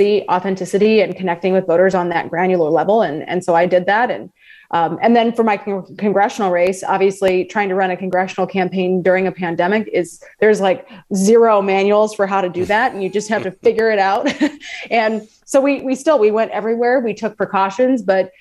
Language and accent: English; Des Moines, Iowa, United States; I grew up in the Des Moines area, so central Iowa